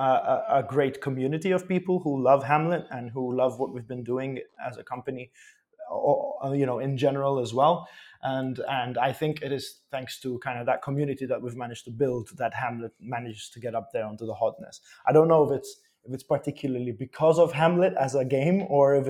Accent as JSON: {"language": "English", "country": "Malta", "tie": "born or raised there", "also_born_or_lived": "Poland", "moved": "as an adult", "said": "I'm from Malta. I was born and raised here."}